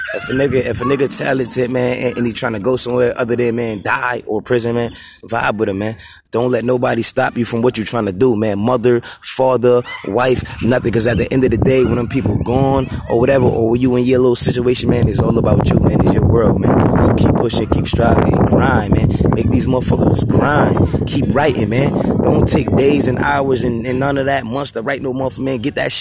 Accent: Buffalo, New York, United States; I'm from Buffalo, New York. You know what I mean? Age 32. May 21st, I'll be 32.

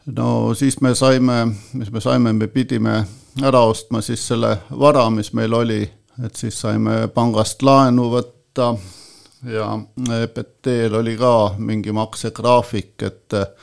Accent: Põltsamaa, Jõgeva County, Estonia; ma olen sündinud äh, Põltsamaal, üles kasvanud Põltsamaal, koolis käinud Põltsamaal

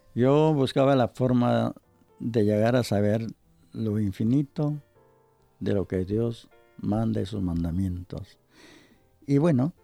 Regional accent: Ecuador; moved away; Era sucres en mi país

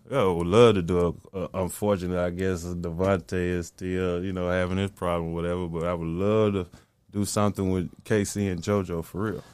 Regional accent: the South, United States; I'm from the South, man, so I'm heavily influenced by Southern music

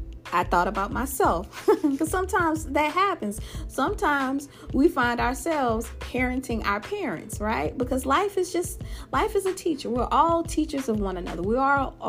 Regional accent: Louisiana, United States; my home state of Louisiana.

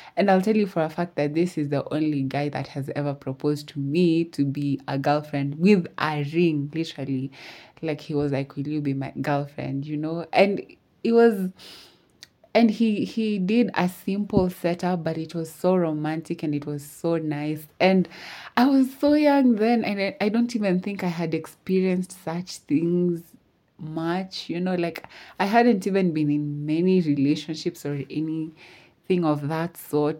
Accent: Eldoret, Uasin Gishu County, Kenya; I'm from Eldoret.

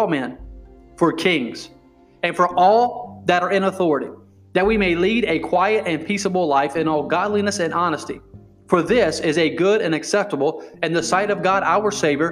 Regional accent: United States; I am an American

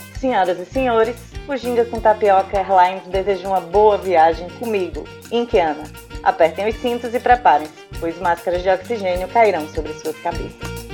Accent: Natal, Rio Grande do Norte, Brazil; sou de Natal

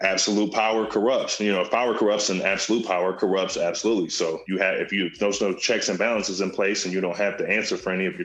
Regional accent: Minneapolis, Minnesota, United States; I grew up in Whittier

